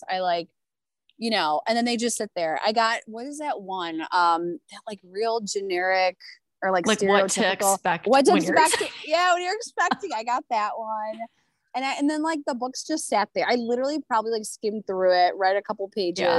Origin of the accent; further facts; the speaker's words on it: Chicago, Illinois, United States; I am a Chicago burb mom, grew up in the burbs. So I'm from Chicago, born and bred